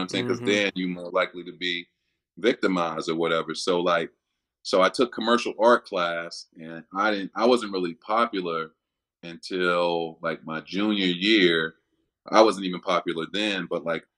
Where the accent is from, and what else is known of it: Chicago, Illinois, United States; born or raised there; moved away as an adult; also born or lived in Miami; now in Cincinnati, United States